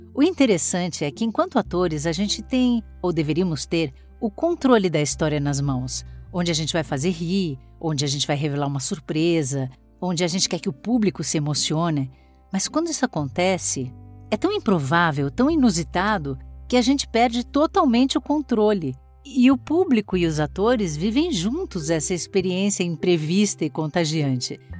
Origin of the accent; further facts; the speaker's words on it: Brazil; enquanto brasileiros